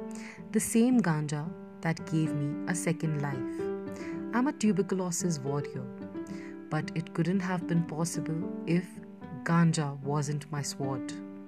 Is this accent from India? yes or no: yes; India; I'm from India, as in Bharat, the land of Shiva, the land of Ganga, and also the land of Ganja.